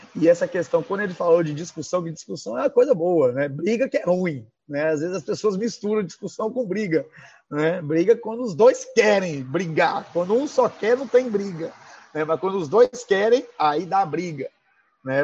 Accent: Minas Gerais, Brazil; moved away; also born or lived in Vitória; Quando eu falar trem, gente, é porque eu sou mineiro

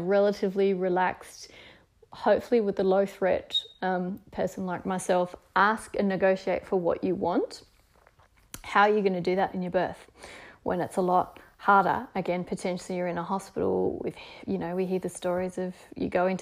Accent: Tasmania, Australia; being the Scottish heritage Tasmanian person that I am

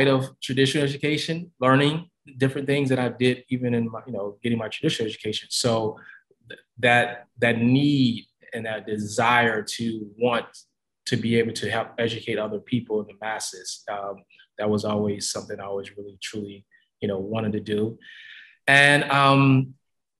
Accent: Kansas City, Missouri, United States; I grew up in Midwest, Kansas City, always rep, moved away, come back

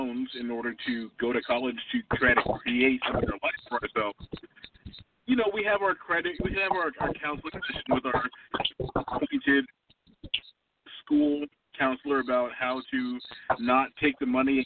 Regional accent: California, United States; growing up in California

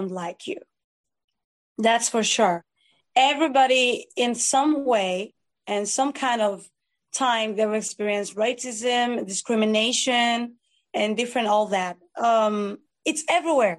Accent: Greece; I was born and raised in Greece by Nigerian parents

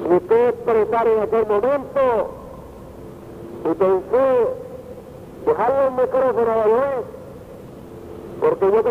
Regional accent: Puerto Rico; born or raised there

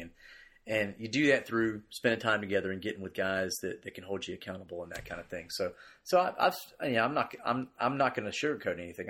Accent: Greensboro, North Carolina, United States; I grew up here in Greensboro

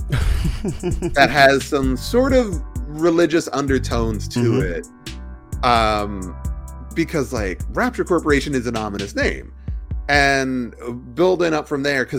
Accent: Oklahoma, United States; moved away as an adult; now in Los Angeles, United States; I grew up in Oklahoma, which is part of the Bible Belt

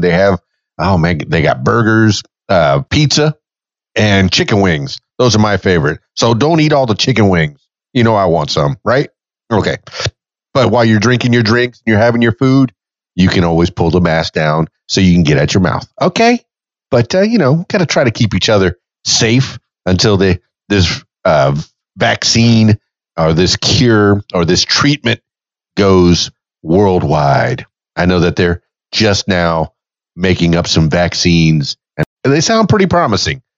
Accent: Miami, Florida, United States; born and raised in Miami, Florida.

